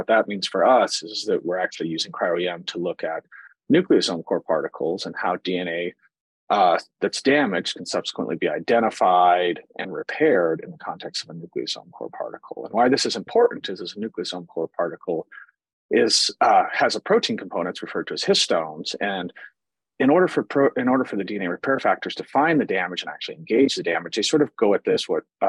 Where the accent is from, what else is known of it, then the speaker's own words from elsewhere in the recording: Cheyenne, Wyoming, United States; moved away as an adult; also born or lived in Colorado / Iowa; now in Kansas City, United States; I was born and raised in Cheyenne, Wyoming